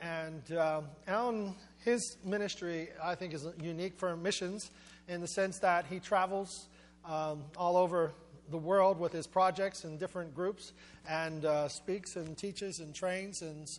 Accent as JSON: {"language": "English", "town": "Johnstown", "region": "Pennsylvania", "country": "United States", "said": "I'm from Johnstown."}